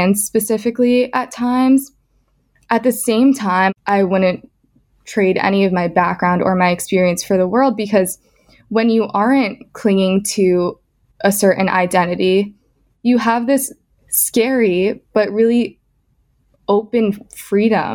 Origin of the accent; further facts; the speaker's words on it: Scarsdale, New York, United States; I'm from Scarsdale in Westchester